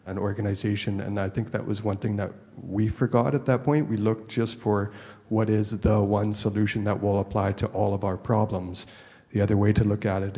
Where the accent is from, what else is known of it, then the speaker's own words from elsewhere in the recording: Canada; I'm from Canada as well.